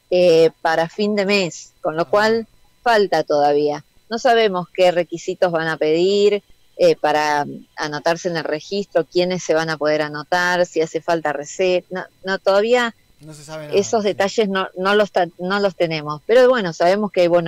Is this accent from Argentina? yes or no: yes; Argentina; es poner en valor aquello que nosotros como argentinos y argentinas aprendimos a hacer